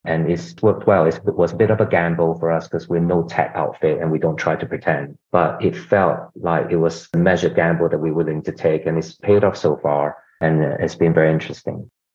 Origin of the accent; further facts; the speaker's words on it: Australia; also born or lived in Singapore / Hong Kong / South Korea / United States; now in London, United Kingdom; I'm originally from Singapore, grew up in Australia